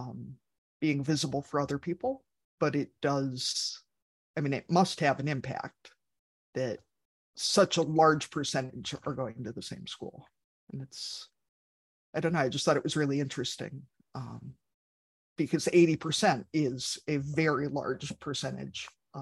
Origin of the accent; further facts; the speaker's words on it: Ames, Iowa, United States; I grew up outside of Ames, Iowa